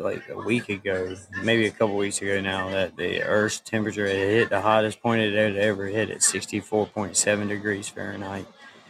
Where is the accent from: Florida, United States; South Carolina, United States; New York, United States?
South Carolina, United States; I'm from South Carolina, man.